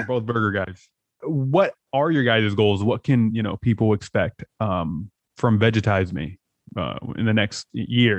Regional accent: San Diego, California, United States; I'm from San Diego, so I was in Tijuana all the time.

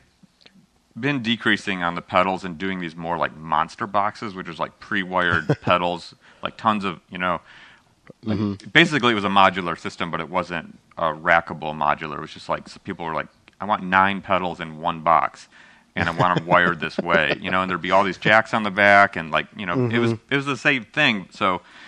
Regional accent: Midwest, United States; I grew up in the United States where we have all this rock

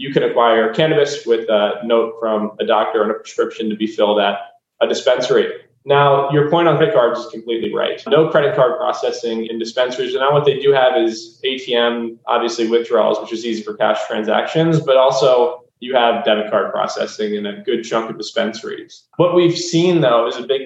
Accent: Delaware, United States; moved away as an adult; also born or lived in Chicago; now in Miami, United States; born and raised in Delaware

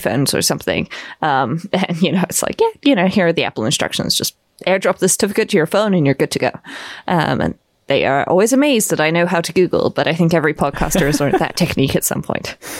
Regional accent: Bristol, South West England, United Kingdom; moved away as an adult; now in Vienna, Austria; I was born in Bristol

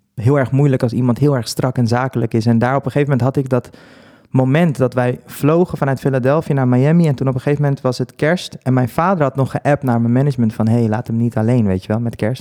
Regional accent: Netherlands; also born or lived in Dominican Republic; ik ben dus soort van hier opgevoed, opgegroeid en daar heb ik ook een jaartje gewoond. Maar ik voel me wel een Nederlander

